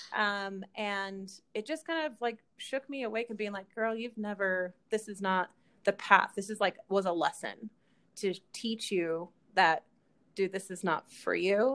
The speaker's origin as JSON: {"language": "English", "town": "Kaysville", "region": "Utah", "country": "United States", "tie": "born or raised there", "also_born_or_lived": "California", "said": "most of my life, I grew up in Kaysville, Utah."}